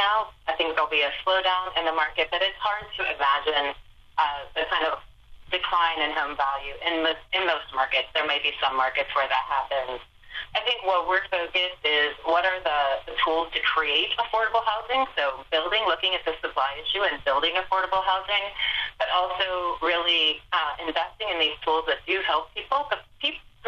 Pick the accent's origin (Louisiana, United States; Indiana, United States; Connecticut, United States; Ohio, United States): Ohio, United States; Lisbon; Lisbon, Ohio is my hometown